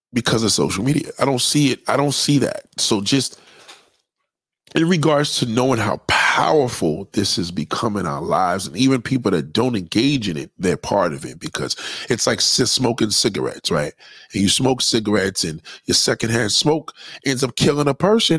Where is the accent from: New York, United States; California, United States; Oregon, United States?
New York, United States; New York City; as a New Yorker, it's very painful for me to watch my childhood be called a 50th anniversary